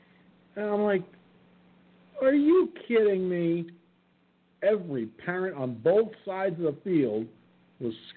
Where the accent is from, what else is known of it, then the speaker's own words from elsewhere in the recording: New York, United States; moved away; when I lived in my hometown, going to the high school to watch the basketball games